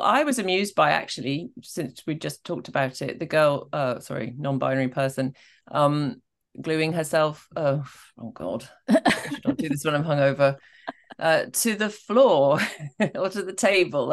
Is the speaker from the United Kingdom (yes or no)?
yes; Scotland, United Kingdom; I am from Scotland